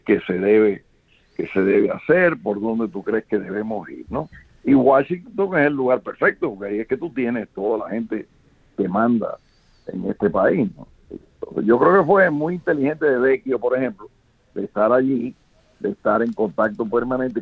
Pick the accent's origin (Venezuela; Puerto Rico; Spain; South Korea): Venezuela; also born or lived in Cuba; now in United States; yo llegué a Venezuela a los nueve años. Yo prácticamente me crié en Venezuela